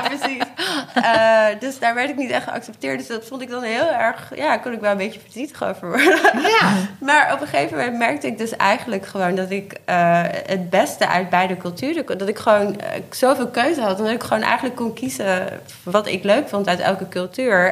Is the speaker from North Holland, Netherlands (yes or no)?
yes; Haarlem, North Holland, Netherlands; also born or lived in Spain; now in Amsterdam, Netherlands; ik ben in Haarlem opgegroeid